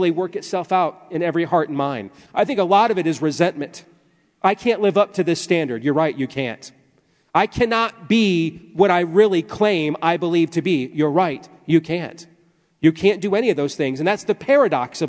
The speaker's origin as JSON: {"language": "English", "region": "Iowa", "country": "United States", "said": "I am still from Iowa"}